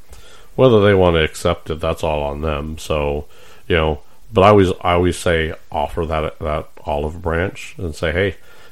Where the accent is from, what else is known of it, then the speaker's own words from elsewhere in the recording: San Diego, California, United States; now in Nebraska, United States; I grew up in San Diego.